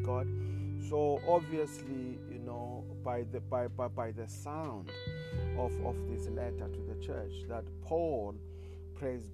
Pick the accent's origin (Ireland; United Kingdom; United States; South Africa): South Africa; I come from South Africa